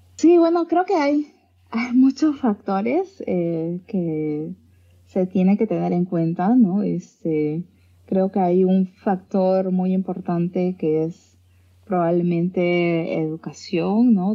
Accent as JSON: {"language": "Spanish", "country": "Peru", "moved": "as an adult", "said": "yo salí de Perú buscando ese aspecto creativo y convertirme en una investigadora"}